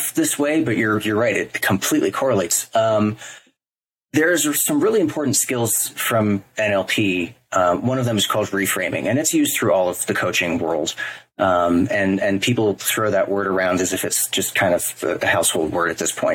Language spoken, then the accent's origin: English; New York, United States; moved away as an adult; now in Los Angeles, United States; I'm from New York. I'm born and bred and raised there